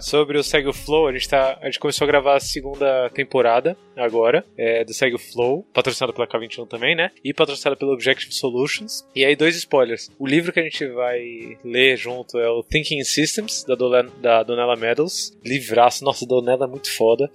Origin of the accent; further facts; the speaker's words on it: São Paulo, Brazil; eu morava, crescendo no Tucuruvi.